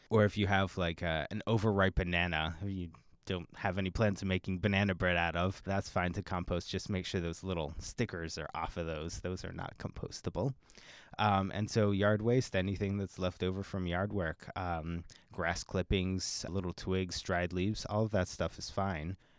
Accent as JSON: {"language": "English", "region": "Pennsylvania", "country": "United States", "moved": "yes", "lives_now": "Seattle, United States", "said": "I'm actually not from the area. I'm from Pennsylvania, and so when I moved to Seattle"}